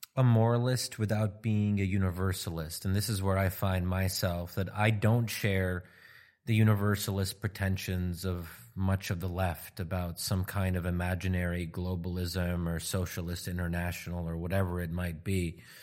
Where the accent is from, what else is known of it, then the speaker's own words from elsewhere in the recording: United States; my being American